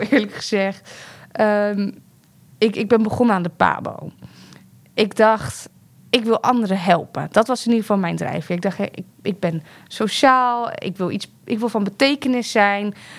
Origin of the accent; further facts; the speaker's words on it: The Hague, South Holland, Netherlands; ik ben opgegroeid in de Schilderswijk in Den Haag